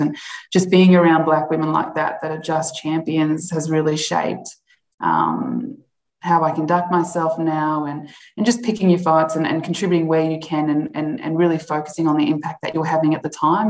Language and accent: English; Alice Springs, Northern Territory, Australia; growing up in Alice Springs